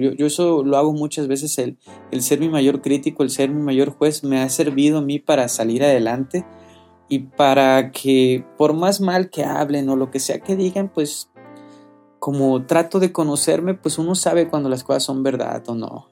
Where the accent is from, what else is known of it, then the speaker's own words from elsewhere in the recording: Colima, Mexico; moved away; no vivo en, en mi tierra, ¿no? Que es Colima.